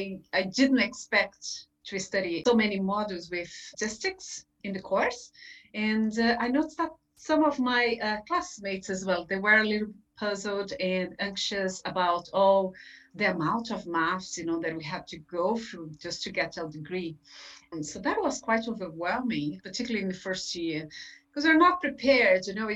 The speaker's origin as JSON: {"language": "English", "country": "Brazil", "second_language": "English", "moved": "as an adult", "lives_now": "Ireland", "said": "I'm originally from Brazil. I had a career as a teacher back in my country. Then when I moved to Ireland, I got a degree in psychology at UCC."}